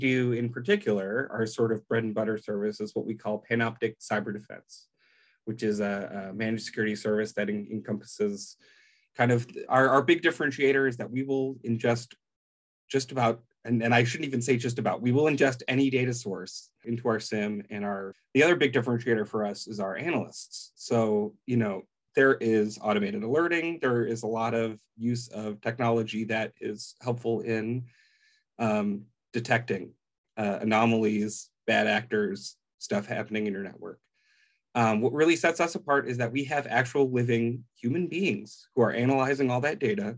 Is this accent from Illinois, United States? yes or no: yes; Chicago, Illinois, United States; now in Omaha, United States; I'm originally from Chicago. These days, I live out in Omaha, Nebraska